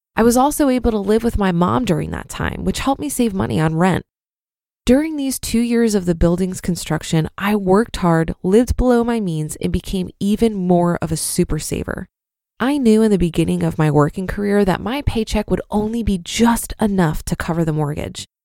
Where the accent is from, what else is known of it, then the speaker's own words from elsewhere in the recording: Brooklyn, New York, United States; Growing up in Brooklyn